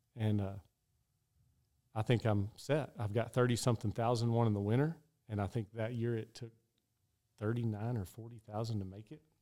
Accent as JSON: {"language": "English", "town": "Odessa", "region": "Texas", "country": "United States", "tie": "born or raised there", "said": "my hometown rodeo, that's right by, over by Midland"}